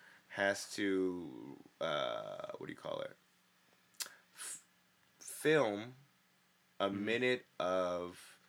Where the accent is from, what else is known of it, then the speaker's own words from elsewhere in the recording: Los Angeles, California, United States; I'm, you know, ethnically and, you know, by blood, I'm Korean and I, you know, I live here, but I grew up in East LA, bro.